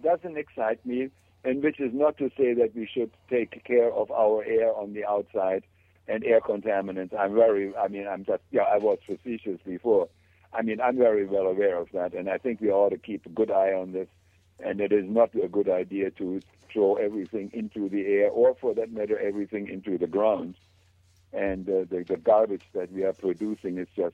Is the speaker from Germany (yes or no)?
yes; Germany; moved away; I grew up in Germany in a little village where there were no shops, no water, no electricity, no gas